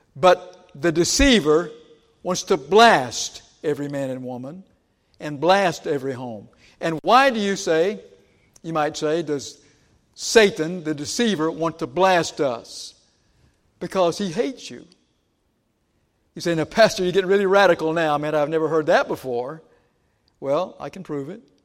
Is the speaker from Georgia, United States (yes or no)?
yes; Georgia, United States; moved away; I grew up in Georgia